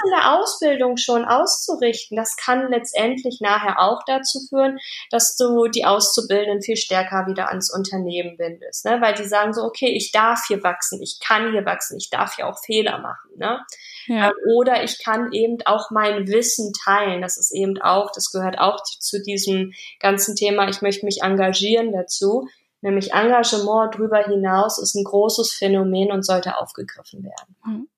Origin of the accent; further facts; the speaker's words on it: Germany; bei uns in Deutschland